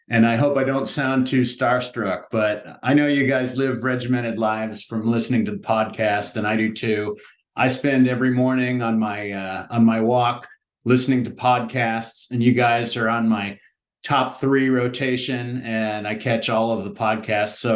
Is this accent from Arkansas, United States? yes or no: no; Palo Alto, California, United States; I'm originally from California. I come from a Midwestern family. Uh, we moved around a lot when I was young, but landed in Palo Alto, California.